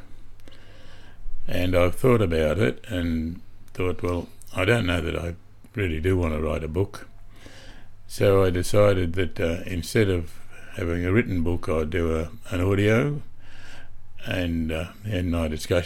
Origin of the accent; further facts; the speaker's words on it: Boulia, Queensland, Australia; I was born in Boulia, Western Queensland, in 1934